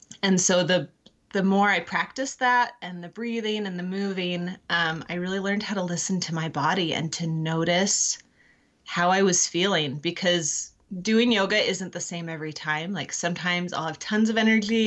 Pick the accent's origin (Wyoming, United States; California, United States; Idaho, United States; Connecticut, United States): California, United States; moved away as an adult; I grew up in California and met my husband at college